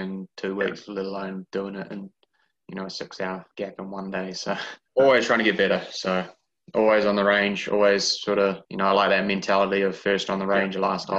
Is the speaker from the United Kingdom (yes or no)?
no; Christchurch, Canterbury, New Zealand; moved away as an adult; now in Switzerland; Born and bred in Christchurch.